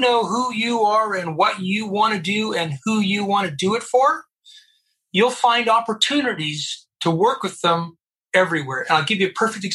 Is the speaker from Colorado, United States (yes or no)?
yes; Colorado Springs, Colorado, United States; I grew up in the United States of America at the United States Air Force Academy in Colorado Springs in the early 70s